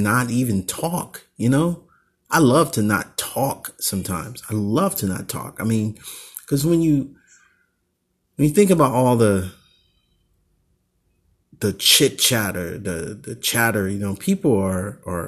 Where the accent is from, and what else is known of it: Oakland, California, United States